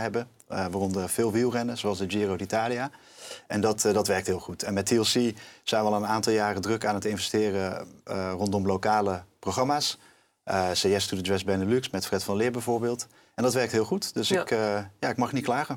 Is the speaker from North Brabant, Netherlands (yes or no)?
yes; North Brabant, Netherlands; ik kom ook uit Brabant, dus vlakbij de grens.